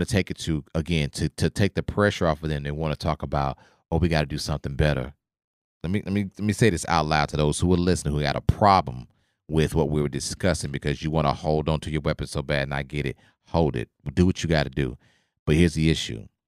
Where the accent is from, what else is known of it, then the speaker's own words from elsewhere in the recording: Oklahoma, United States; I grew up in Oklahoma